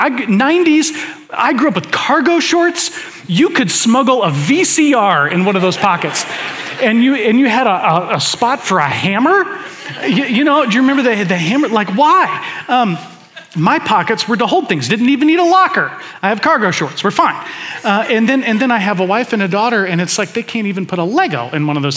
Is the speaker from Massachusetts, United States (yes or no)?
no; Atlanta, Georgia, United States; moved away; I was born in Atlanta, spent the first chunk of my life there